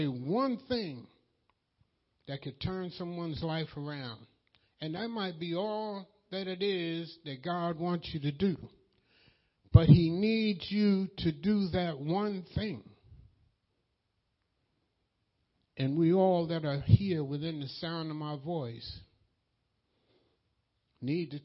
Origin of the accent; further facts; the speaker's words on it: New York, United States; I'm from New York